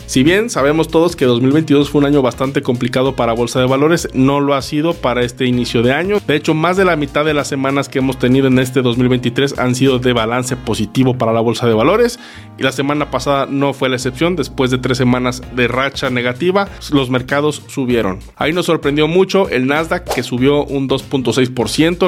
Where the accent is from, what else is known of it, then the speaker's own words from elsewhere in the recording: Mexico; como mexicanos